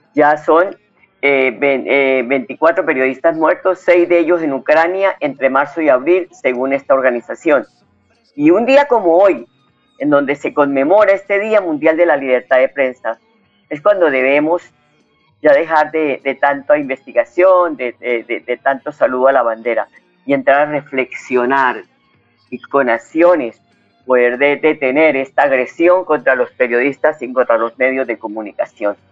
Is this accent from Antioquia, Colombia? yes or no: no; Huila, Colombia; moved away; Yo soy la embajadora de mi departamento del Huila en estas tierras que hace 40 años me recibió